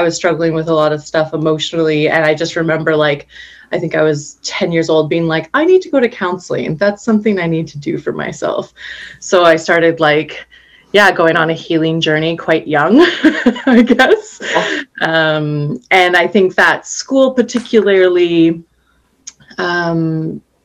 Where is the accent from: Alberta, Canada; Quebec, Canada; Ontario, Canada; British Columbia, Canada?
Alberta, Canada; Calgary; moved away as an adult; also born or lived in Medicine Hat, Alberta; now in Vancouver, Canada; I grew up in Alberta. I was born in Medicine Hat, and when I was 7 years old, moved to Calgary and was there on and off between the two cities growing up